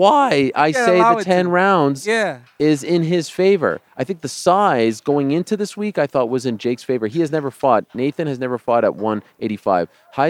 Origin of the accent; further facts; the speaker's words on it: Canada; I'm from Canada.